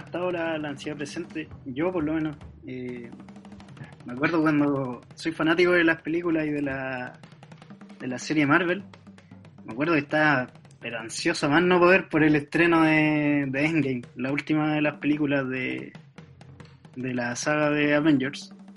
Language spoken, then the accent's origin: Spanish; Talca, Maule, Chile; soy de Talca, nací y criado en Talca